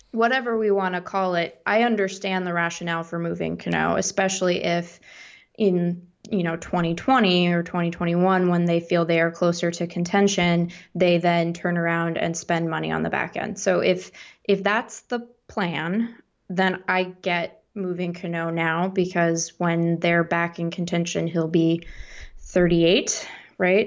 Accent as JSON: {"language": "English", "town": "Seattle", "region": "Washington", "country": "United States", "tie": "born or raised there", "also_born_or_lived": "East Coast / Midwest", "moved": "as an adult", "said": "I grew up in Seattle."}